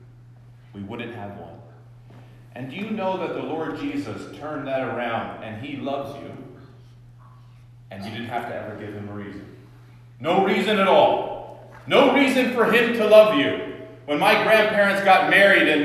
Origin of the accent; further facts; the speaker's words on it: Ridgewood, New Jersey, United States; I was born in Valley Hospital in Ridgewood